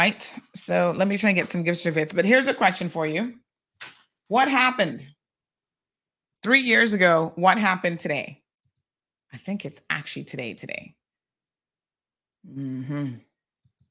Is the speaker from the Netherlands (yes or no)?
no; Cayman Islands; life growing up in the Cayman Islands